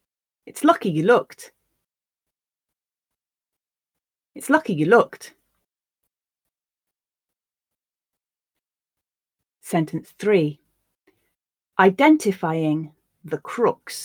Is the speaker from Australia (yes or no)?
no; the north of England, United Kingdom; accent: Northern English; my Northern English accent